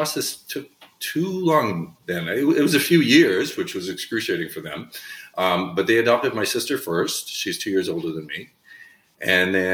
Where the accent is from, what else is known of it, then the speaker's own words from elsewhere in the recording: southern Saskatchewan, Canada; I was raised in Saskatchewan in Canada